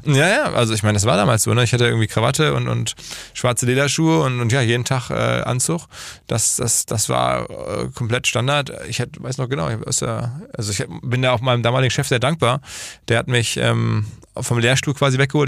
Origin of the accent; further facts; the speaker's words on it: Essen, North Rhine-Westphalia, Germany; now in Hamburg, Germany; Unternehmer in Hamburg ansässig, seit 20 Jahren, gebürtig aus dem Ruhrgebiet, Essen